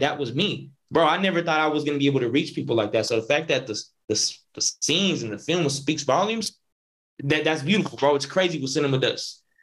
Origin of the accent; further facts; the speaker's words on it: Northern California, United States; I'm from Northern Cali